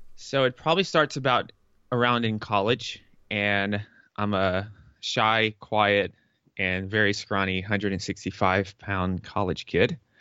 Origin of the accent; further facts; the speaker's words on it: the South, United States; moved away as an adult; also born or lived in New York; I'm from the South.